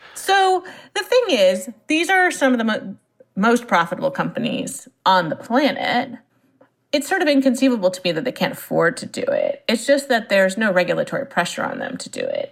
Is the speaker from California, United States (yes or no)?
yes; Silicon Valley, California, United States; I grew up in Silicon Valley, and my parents were in the software industry.